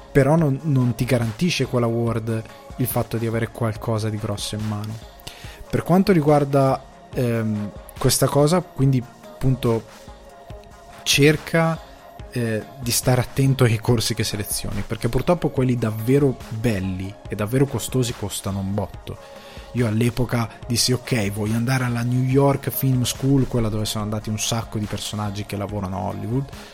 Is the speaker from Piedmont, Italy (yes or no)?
no; Crema area, Lombardy, Italy; da dove vengo io? Eh, Cremasco, zona Cremasca